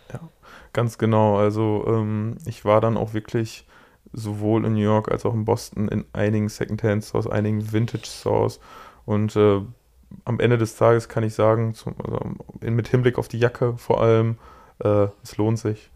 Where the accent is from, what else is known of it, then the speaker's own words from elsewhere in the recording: Germany; bei uns in Deutschland